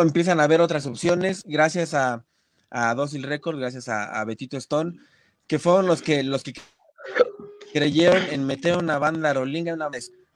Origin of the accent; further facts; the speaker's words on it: Ecatepec, State of Mexico, Mexico; yo soy del barrio de Catepec, yo vengo de Catepec y, estoy orgullosísimo de mi barrio